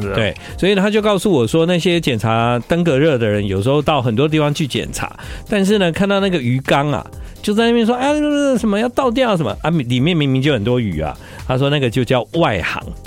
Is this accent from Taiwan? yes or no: yes; Tainan, Taiwan; 毕竟我是台南人